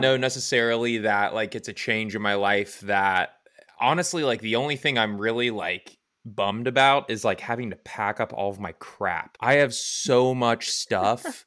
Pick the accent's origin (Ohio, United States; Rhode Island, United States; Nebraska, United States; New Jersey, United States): Ohio, United States; Cincinnati; moved away as an adult; now in Indianapolis, United States; I will be moving back to where I came from, which is the Queen City, Cincinnati, Ohio